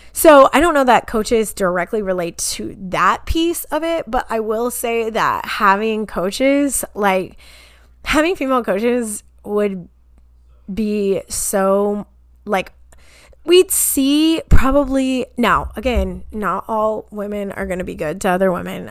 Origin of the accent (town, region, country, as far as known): Kansas, United States; born or raised there